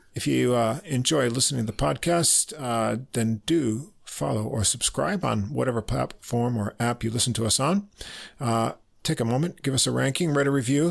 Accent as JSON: {"language": "English", "region": "New York", "country": "United States", "said": "We're both from New York."}